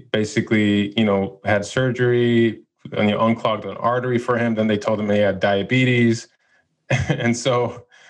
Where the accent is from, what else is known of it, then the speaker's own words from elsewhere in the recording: Chicago, Illinois, United States; now in Los Angeles, United States; I went born and raised in Chicago, moved